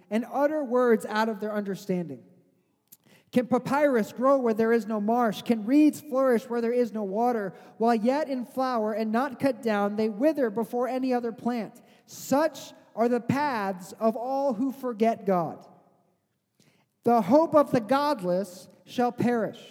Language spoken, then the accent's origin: English; Missouri, United States; I grew up in Missouri